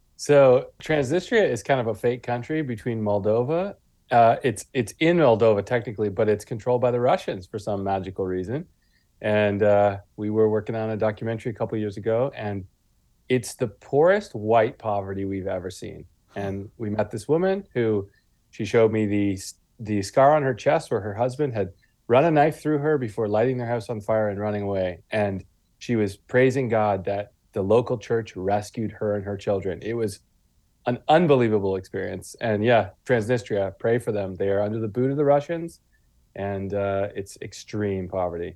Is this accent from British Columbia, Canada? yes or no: no; Guelph, Ontario, Canada; now in Wales, United Kingdom; I grew up in Guelph, Ontario, near Toronto